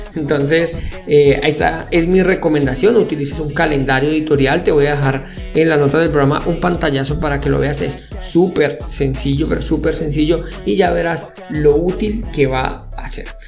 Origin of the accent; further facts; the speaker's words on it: Colombia; soy colombiano